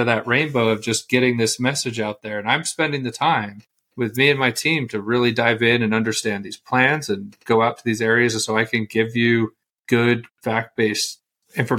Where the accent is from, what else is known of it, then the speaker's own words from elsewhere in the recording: United States; I'm an American citizen